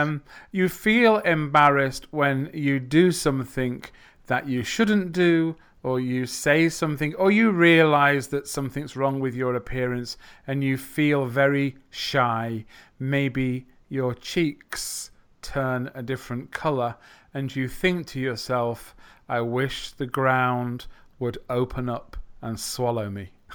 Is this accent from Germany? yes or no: no; U K, England, United Kingdom; accent: English English, British English; I'm from the U K.